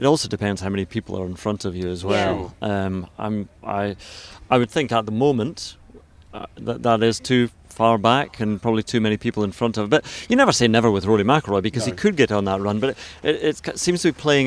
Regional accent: Scotland, United Kingdom; I'm always worried as a Scot.

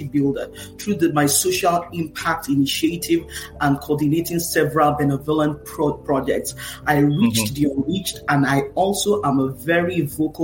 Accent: Nigeria; now in United States; I'm Nigerian-American, Nigerian by heritage, American by naturalization.

